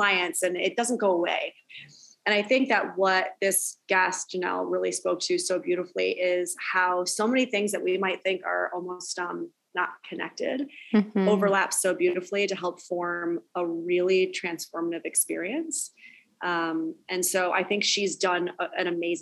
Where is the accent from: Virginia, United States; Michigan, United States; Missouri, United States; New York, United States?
New York, United States; upstate; I'm basically Canadian because I'm like upstate New York.